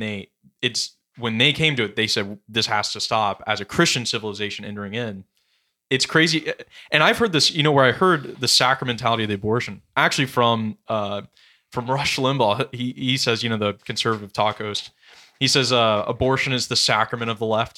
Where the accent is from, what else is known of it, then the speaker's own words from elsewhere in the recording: West Coast, United States; I'm from West Coast as well